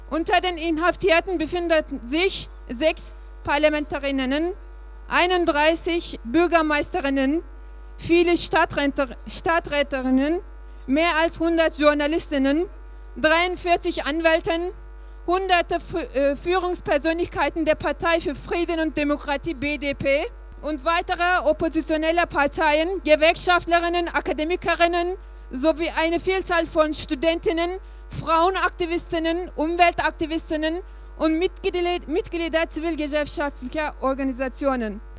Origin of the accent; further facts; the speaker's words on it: Turkey; now in Germany; Ähm, ich bin Kurden, ich komme aus der Türkei